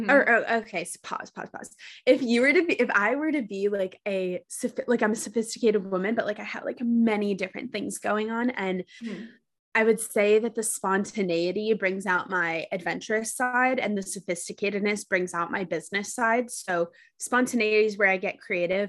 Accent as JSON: {"language": "English", "town": "New York City", "region": "New York", "country": "United States", "tie": "born or raised there", "also_born_or_lived": "Los Angeles", "moved": "as an adult", "said": "I ended up back in my hometown of New York City"}